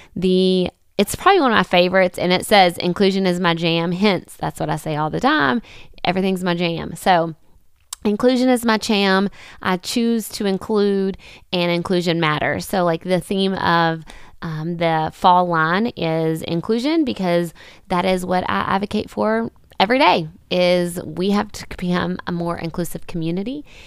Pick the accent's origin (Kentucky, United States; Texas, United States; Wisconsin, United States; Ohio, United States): Kentucky, United States; Winthrop; I did start a nonprofit called Puzzle Pieces here in my hometown of Winthrop, Kentucky